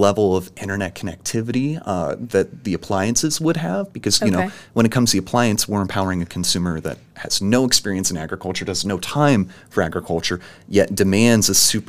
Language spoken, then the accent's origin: English; Evansville, Indiana, United States; So I grew up in Evansville. Mm-hmm. This is my town.